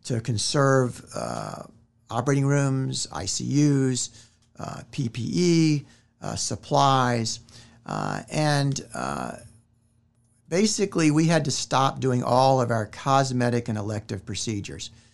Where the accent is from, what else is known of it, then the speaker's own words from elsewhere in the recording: Richmond, Virginia, United States; moved away as an adult; now in Winston-Salem, United States; originally I am from Richmond, Virginia, and I came down to Winston-Salem in nineteen ninety-one after graduating from medical school